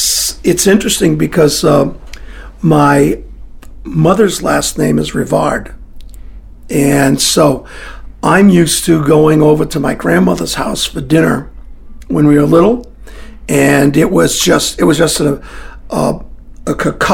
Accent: Scotland, United Kingdom; Yeah, I'm Scottish.

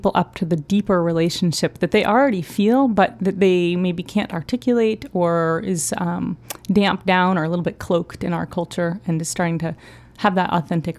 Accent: Down East, Maine, United States; now in Portland, United States; I grew up in Down East Maine. So I always grew up in a wild landscape.

